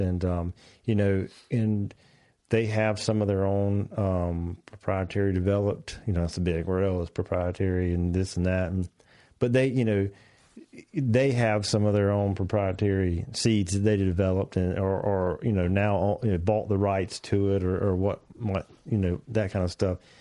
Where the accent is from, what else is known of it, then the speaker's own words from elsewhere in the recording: North Carolina, United States; I'm from North Carolina